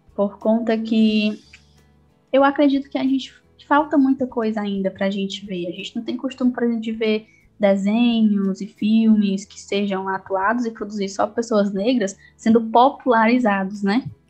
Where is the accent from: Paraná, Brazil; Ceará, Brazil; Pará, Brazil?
Ceará, Brazil; Quixadá; eu sou de Quixadá, no interior do Ceará, numa região chamada Sertão Central